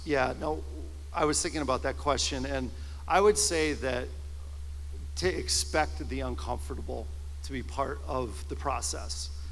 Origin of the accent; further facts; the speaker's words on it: Simsbury, Connecticut, United States; moved away as an adult; also born or lived in Massachusetts; I grew up in Simsbury, and in the late 90s, it was 98, I was in my late 20s and I had moved up to Massachusetts